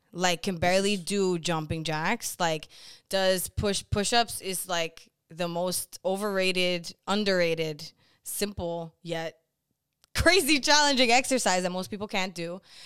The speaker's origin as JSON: {"language": "English", "town": "Boston", "region": "Massachusetts", "country": "United States", "said": "I'm originally from Boston, Massachusetts"}